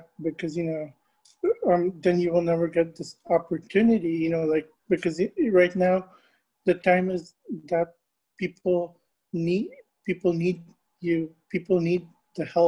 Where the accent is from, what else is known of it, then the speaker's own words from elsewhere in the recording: Tampa, Florida, United States; I'm born and raised in Tampa Bay. I love my community, my hometown